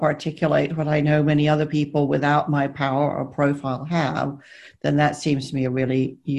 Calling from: South West England, United Kingdom; I'm speaking from deepest, darkest Somerset, where I have locked down, which, as it turns out, is a perfectly lovely place to be.

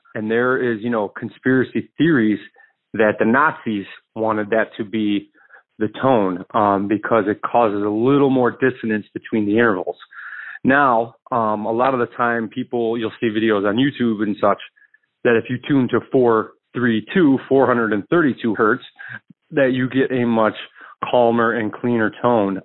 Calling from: Chicago, Illinois, United States; I'm calling from Chicago, musician out here

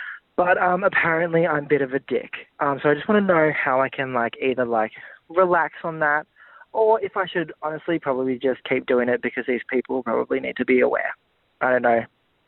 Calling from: Canberra, Australian Capital Territory, Australia; Hi guys, I'm from Canberra

